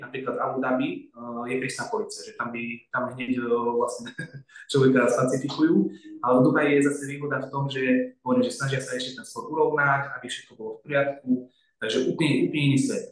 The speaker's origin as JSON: {"language": "Slovak", "country": "Slovakia", "moved": "yes", "lives_now": "Dubai, United Arab Emirates", "said": "sme Slováci"}